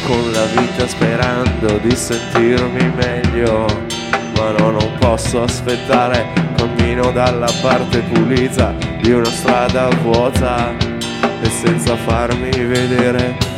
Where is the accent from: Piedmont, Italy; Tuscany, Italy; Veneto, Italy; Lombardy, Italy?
Veneto, Italy; Siamo anche veneti